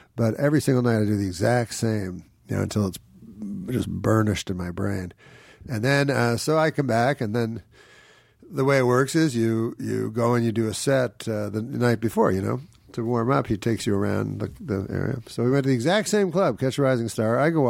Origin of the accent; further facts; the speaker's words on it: Quebec City, Quebec, Canada; So I was from Canada, the least international country.